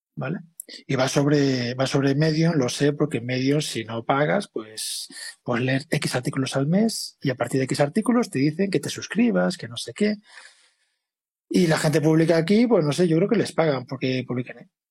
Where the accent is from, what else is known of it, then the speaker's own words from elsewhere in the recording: Spain; siendo españoles